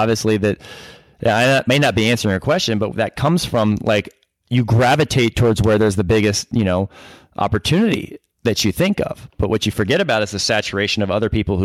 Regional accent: Atlanta, Georgia, United States; I'm from Atlanta. I grew here, born and raised.

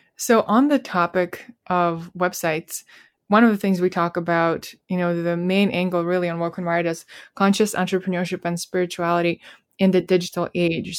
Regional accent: Russia; I'm from Russia and my parents gave me a lot of trust

